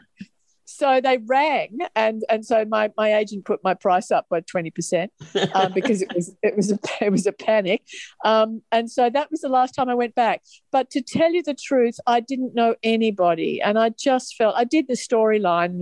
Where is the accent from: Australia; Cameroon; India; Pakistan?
Australia; Melbourne, Victoria; also born or lived in Sydney; I grew up in Melbourne, which is where we live now